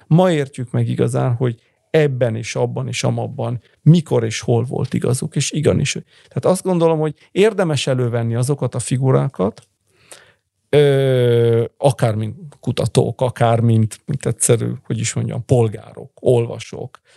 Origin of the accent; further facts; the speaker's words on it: Bologna, Emilia-Romagna, Italy; also born or lived in Hungary; én Bolonyában születtem